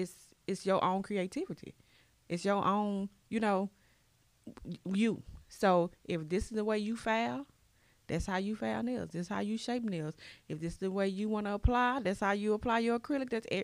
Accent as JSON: {"language": "English", "town": "Dallas", "region": "Texas", "country": "United States", "moved": "as an adult", "lives_now": "Carrollton, United States", "said": "I've been in Carrollton, so... But I'm from Dallas. I'm from Oak Cliff. Don't get it twisted, boo. Okay. But I moved to Carrollton for the school district."}